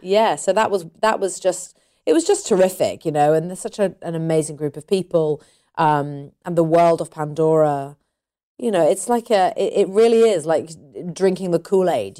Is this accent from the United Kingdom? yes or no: yes; United Kingdom; I'm British. British people, you know, I wouldn't class myself as typically British